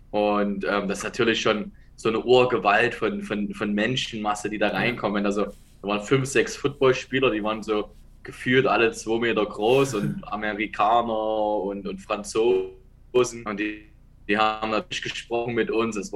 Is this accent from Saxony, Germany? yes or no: yes; Dresden, Saxony, Germany; moved away; also born or lived in Ravensburg; ich komme aus Dresden.